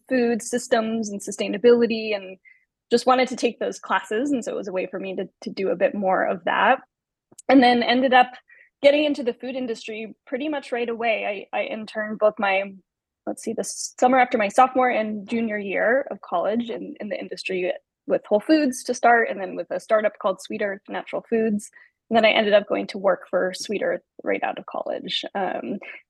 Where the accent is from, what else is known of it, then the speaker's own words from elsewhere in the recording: Carmel, California, United States; I grew up for the most part in California, from a small town called Carmel, about 2.5 hours south of San Francisco